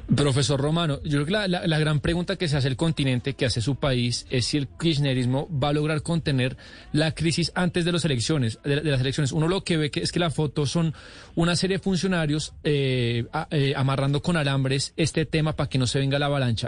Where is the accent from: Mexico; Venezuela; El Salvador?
Venezuela; soy venezolano